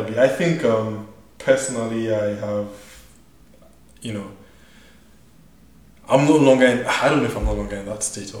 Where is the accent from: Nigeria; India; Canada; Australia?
Nigeria; also born or lived in South Africa; now in United States; so I grew up in Nigeria, right?